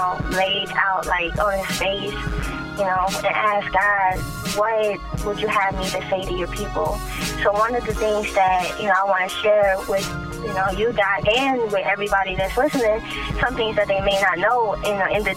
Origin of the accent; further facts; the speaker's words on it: Philippines; moved away; I'm from the Philippines